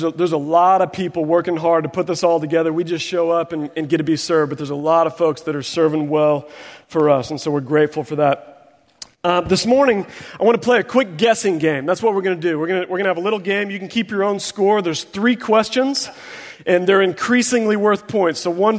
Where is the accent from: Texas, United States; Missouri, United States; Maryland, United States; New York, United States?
Missouri, United States; Springfield; And so I grew up in Springfield, Missouri.